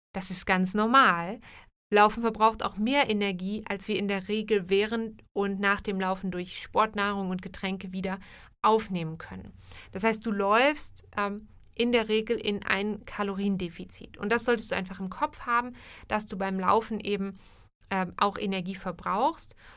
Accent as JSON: {"language": "German", "country": "Germany", "moved": "yes", "lives_now": "Switzerland", "said": "in Deutschland oder aus der Ecke aus Deutschland, wo ich herkomme, würde man, glaube ich, Leitungswasser sagen"}